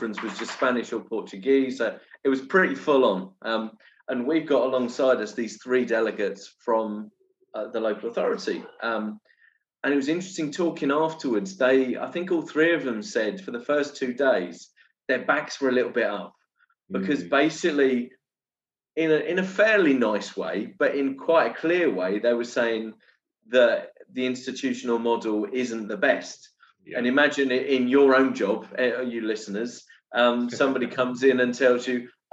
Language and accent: English; England, United Kingdom; now in Brazil; me and Andy have this challenge of being English